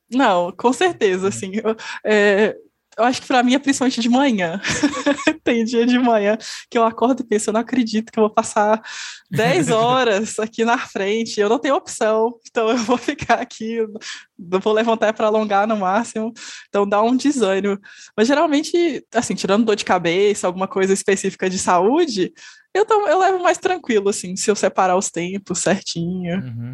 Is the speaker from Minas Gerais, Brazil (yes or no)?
yes; interior of Minas Gerais, Brazil; eu sou do interior de Minas Gerais